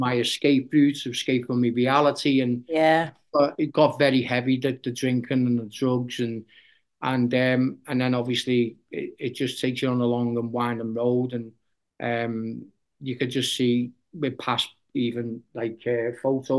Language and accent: English; Liverpool, North West England, United Kingdom; just a normal lad growing up in Liverpool.